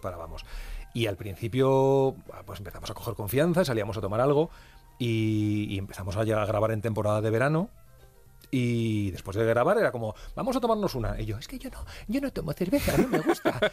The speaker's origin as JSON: {"language": "Spanish", "town": "Santander", "region": "Cantabria", "country": "Spain", "also_born_or_lived": "Comillas", "moved": "yes", "said": "yo soy de Comillas, eh, de Santander, pero tenemos casa en Comillas, entonces he vuelto a ver otra vez mi pueblo"}